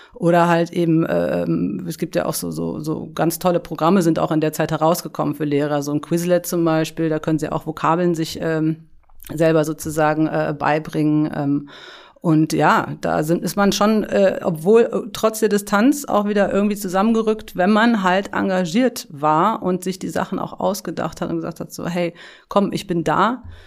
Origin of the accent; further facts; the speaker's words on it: Berlin, Germany; ich bin in Berlin äh, aufgewachsen, in Schöneberg